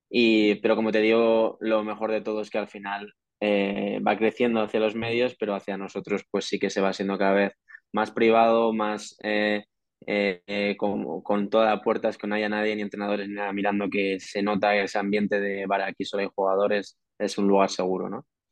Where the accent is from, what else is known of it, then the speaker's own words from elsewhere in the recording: Madrid, Community of Madrid, Spain; el 99% de los jugadores somos madrileños y hemos jugado en categorías inferiores en la selección de Madrid